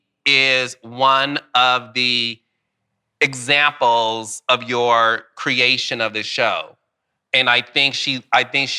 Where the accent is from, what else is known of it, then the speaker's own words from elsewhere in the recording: Detroit, Michigan, United States; I'm from Detroit.